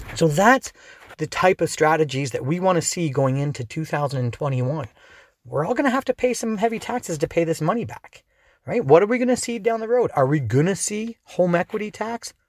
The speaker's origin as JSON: {"language": "English", "town": "Dorchester", "region": "Ontario", "country": "Canada", "tie": "born or raised there", "also_born_or_lived": "London, Ontario", "said": "I grew up in Dorchester, just outside on the edge"}